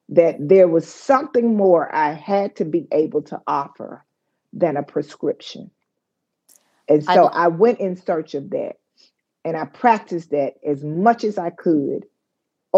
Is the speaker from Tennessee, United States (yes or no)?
yes; Memphis, Tennessee, United States; I grew up in Memphis, Tennessee, what would be kind of considered an average neighborhood in South Memphis